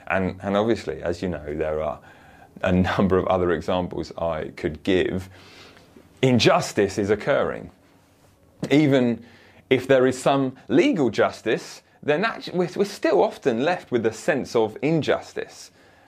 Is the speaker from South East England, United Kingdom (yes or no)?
yes; Woking, South East England, United Kingdom; this 10-year-old bodies found just round the corner from where I grew up in Woking